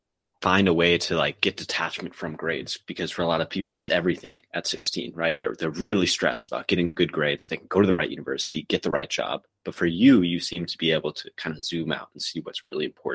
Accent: outside of New York City, United States; growing up outside of New York City

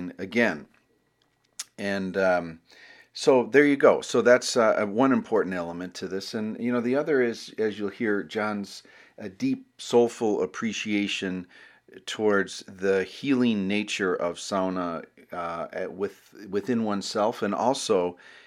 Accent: Buffalo, New York, United States; moved away as an adult; now in Minneapolis, United States; I grew up in Buffalo, New York

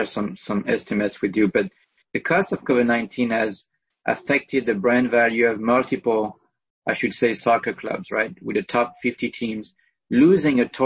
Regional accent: France; now in United States; I'm European. I come from France.

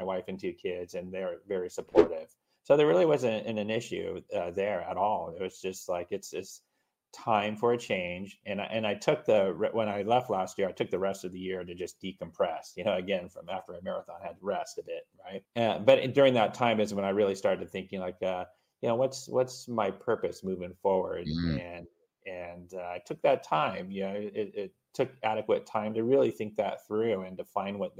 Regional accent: Southern California, United States; So I was born and raised in Southern California. I reside in Orange County, Southern California here. And I lived actually here all my life

